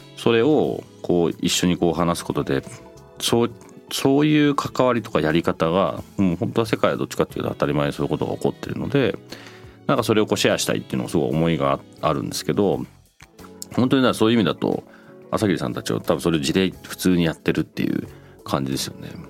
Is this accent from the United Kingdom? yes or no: yes; United Kingdom; moved away; 僕なんかイギリスで育ってる